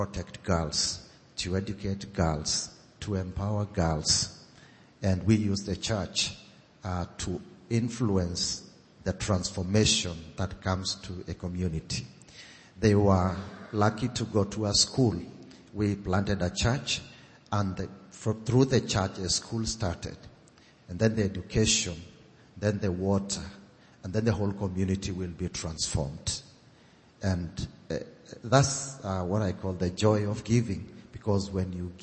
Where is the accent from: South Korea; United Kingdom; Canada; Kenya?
Kenya; I come from Kenya. And I'm a Maasai